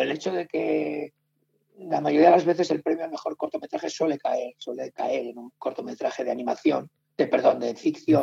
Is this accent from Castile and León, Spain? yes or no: yes; Soria, Castile and León, Spain; moved away as an adult; now in Madrid, Spain; los sorianos somos muy pesados con Soria